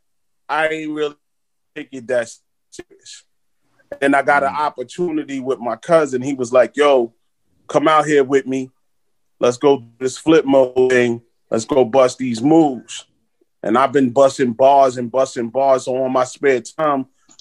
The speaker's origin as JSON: {"language": "English", "town": "New York City", "region": "New York", "country": "United States", "tie": "born or raised there", "said": "growing up in Flatbush, Brooklyn"}